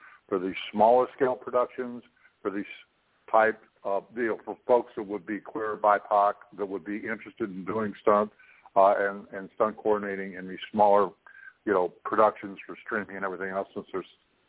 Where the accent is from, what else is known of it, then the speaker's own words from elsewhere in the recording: Toronto, Ontario, Canada; at home in my hometown of Toronto.